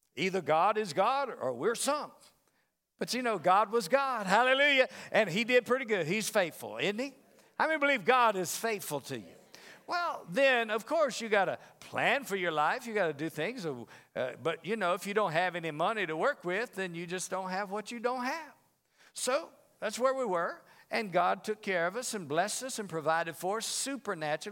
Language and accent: English; the South, United States; now in Las Vegas, United States; I'm from the South